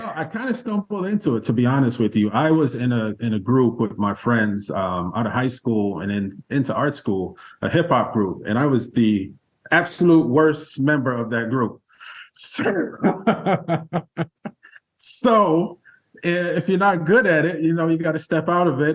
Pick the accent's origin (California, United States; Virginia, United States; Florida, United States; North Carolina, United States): Florida, United States; South; moved away as an adult; also born or lived in Montego Bay, Jamaica / New York / Los Angeles / Baltimore; now in Washington, D.C., United States; came to this country uh, at the tender age of eight years old as an immigrant child, um, and grew up in South Florida, actually. So partly in Miami, partly in the Fort Lauderdale, Hollywood Beach area, um, and stayed there throughout high school